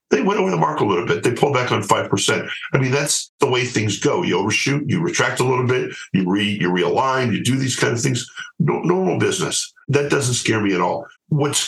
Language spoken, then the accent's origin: English; United States; I'm an American and happy to stay here